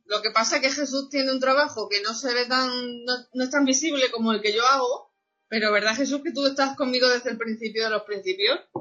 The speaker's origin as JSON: {"language": "Spanish", "town": "Cáceres", "region": "Extremadura", "country": "Spain", "said": "soy de Cáceres de Extremadura"}